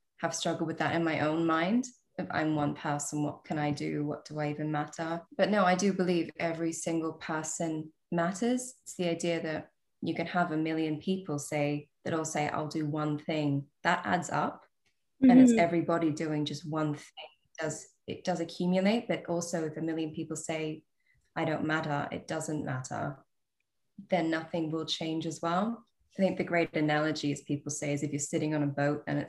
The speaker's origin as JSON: {"language": "English", "country": "Australia", "tie": "born or raised there", "moved": "as an adult", "lives_now": "United Kingdom", "said": "I'm an Australian by birth. I live in the UK now."}